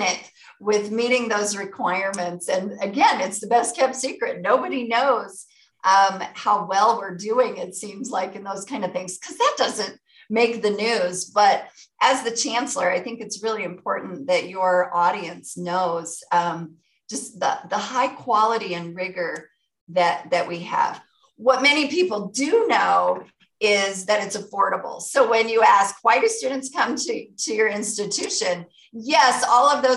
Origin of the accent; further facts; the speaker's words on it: Dillon, Montana, United States; now in Billings, United States; growing up in Dillon